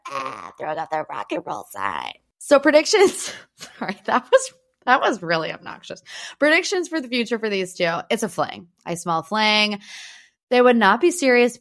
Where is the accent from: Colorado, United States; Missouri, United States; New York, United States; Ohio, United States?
Ohio, United States; Northeast; I grew up in Northeast Ohio, which means I went to Cedar Point every single year as a child